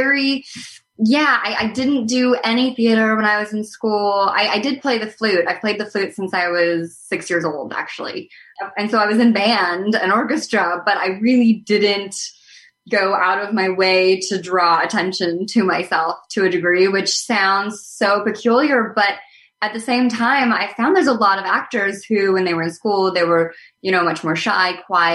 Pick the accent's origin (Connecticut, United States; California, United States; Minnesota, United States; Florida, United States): Connecticut, United States; I grew up in Connecticut